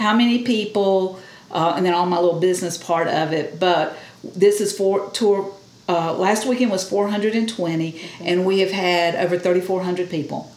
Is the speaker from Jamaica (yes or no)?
no; Cairo, Georgia, United States; also born or lived in Thomasville, Georgia; I'm from Cairo, but I uh, taught here, like I said, all 30 years of my teaching career